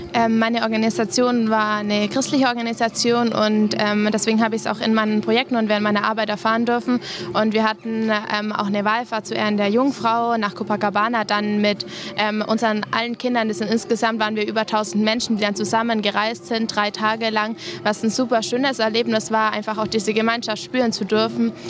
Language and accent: German; Germany; bei uns in Deutschland